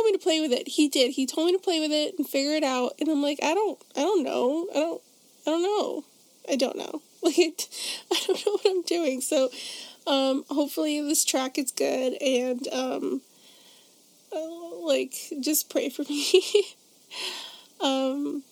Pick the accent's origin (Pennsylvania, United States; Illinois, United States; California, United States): Illinois, United States; Chicago; my hometown of Chicago, Illinois